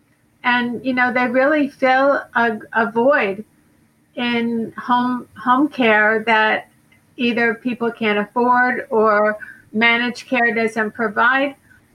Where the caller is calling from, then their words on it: Boca Raton, Florida, United States; I'm calling in from Boca Raton, Florida.